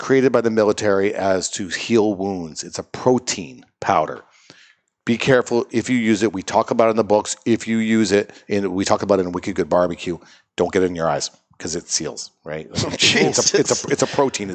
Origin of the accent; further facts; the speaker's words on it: Seattle, Washington, United States; moved away; I grew up in Seattle